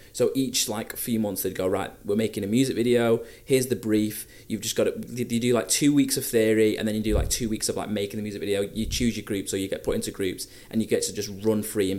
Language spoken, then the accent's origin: English; Blackpool, North West England, United Kingdom; moved away; I'm originally from Blackpool